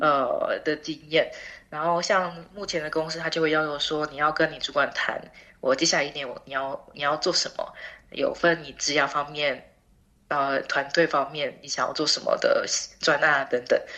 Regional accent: Taiwan; moved away as an adult; now in Netherlands; 我来自台湾

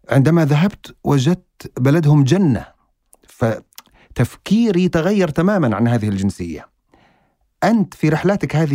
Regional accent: Eritrea; وان شاء الله تزورنا عندنا تزور بلدنا اريتريا

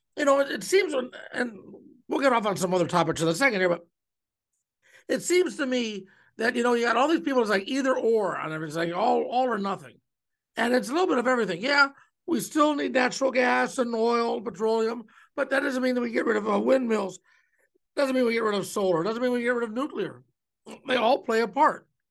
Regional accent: Cleveland, Ohio, United States; now in Omaha, United States; growing up in Cleveland

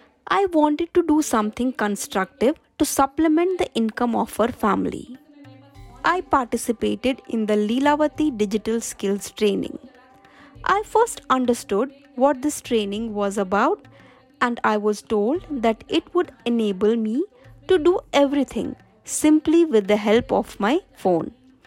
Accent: Gamda Bamania, Rajasthan, India; I belong to Gamda Bamania village, Dongarpur, Rajasthan, and am a member of SEVA since 2014. I belong to the Rajput community.

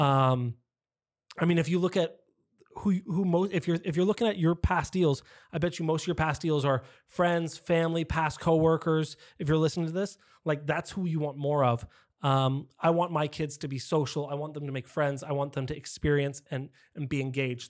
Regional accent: San Diego, California, United States; I am as well born and raised in San Diego. I didn't move around a lot

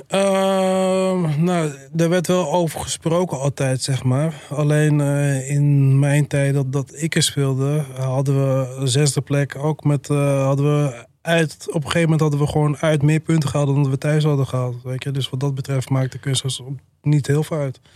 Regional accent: Alkmaar, North Holland, Netherlands; ik kom zelf ook uit Alkmaar, familie, vrienden wonen daar.

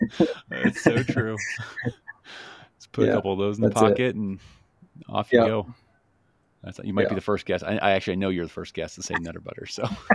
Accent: Chicago, Illinois, United States; born or raised there

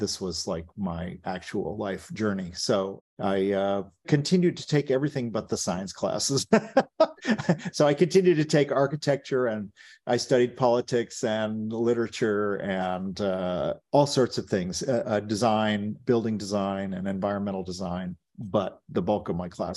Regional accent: Stockton, California, United States; Stockton, where I grew up in California, was a very dangerous place in the late 70s

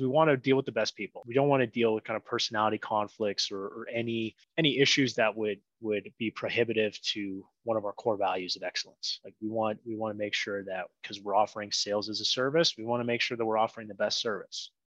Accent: Ottawa, Ontario, Canada; moved away as an adult; now in Medellín, Colombia; I'd grown up there until I lived in a city called Ottawa up until I was about 27

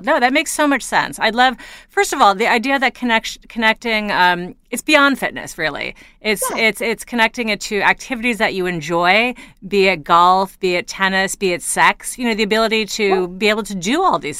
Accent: New York City, New York, United States; I grew up in New York City

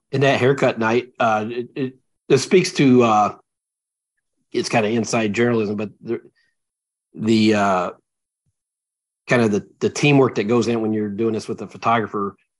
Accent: Tennessee, United States; moved away as an adult; now in Minnesota, United States; I grew up in Tennessee. We didn't have hockey

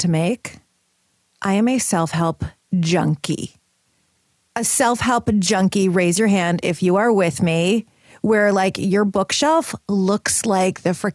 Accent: Detroit, Michigan, United States; my hometown of the D in Detroit

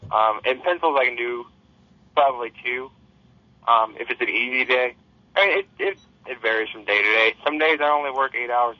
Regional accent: De Soto, Missouri, United States; In DeSoto, Missouri, the suburb of St. Louis.

